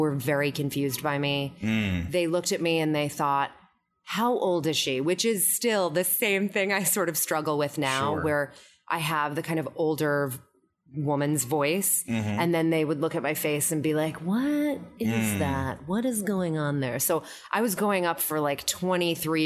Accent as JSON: {"language": "English", "town": "New Rochelle", "region": "New York", "country": "United States", "tie": "born or raised there", "moved": "as an adult", "lives_now": "New York City, United States", "said": "I grew up in New Rochelle"}